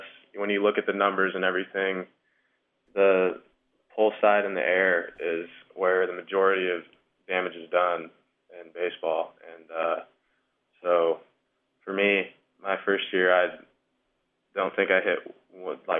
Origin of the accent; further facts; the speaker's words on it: Omaha, Nebraska, United States; growing up in Omaha